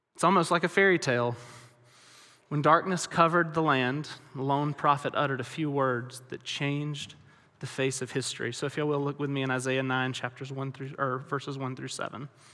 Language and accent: English; Alabama, United States; moved away as an adult; now in West Texas, United States; I grew up in Alabama, which is very, very different than West Texas